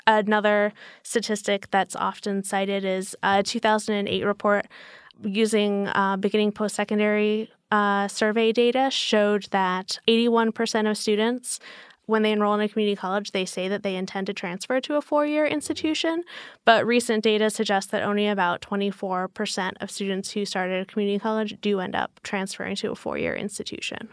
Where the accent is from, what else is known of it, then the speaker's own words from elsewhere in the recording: Albuquerque, New Mexico, United States; moved away; also born or lived in Portland, Oregon / New York; I'm from the Southwest. I grew up in Albuquerque, New Mexico.